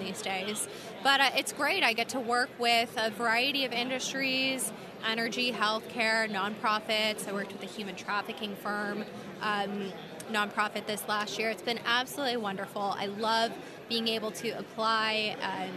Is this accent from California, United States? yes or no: yes; California, United States; my home state of California